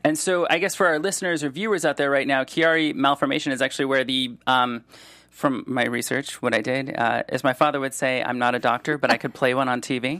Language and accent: English; Solon, Ohio, United States; also born or lived in Cleveland; now in Los Angeles, United States; I grew up in Solon